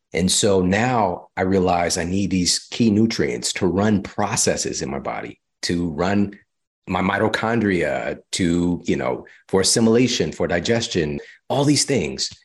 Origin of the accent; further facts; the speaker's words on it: Midwest, United States; also born or lived in Missouri; now in California, United States; I'm from the Midwest